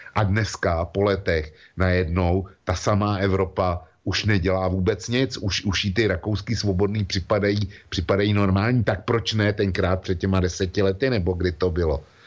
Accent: Czechia; u nás v Čechách

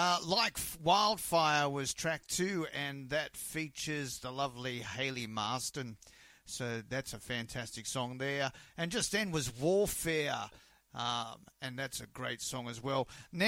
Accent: Australia; this is Country Thunder.

